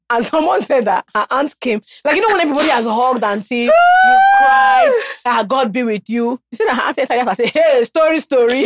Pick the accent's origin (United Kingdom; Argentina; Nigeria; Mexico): Nigeria; being Nigerian is so bizarre.